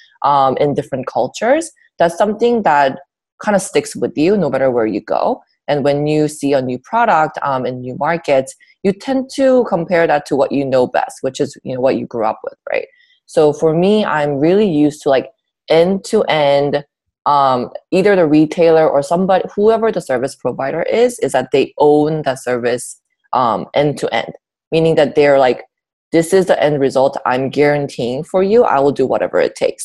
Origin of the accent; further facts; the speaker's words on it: South Korea; now in United States; I was born and raised in South Korea near Busan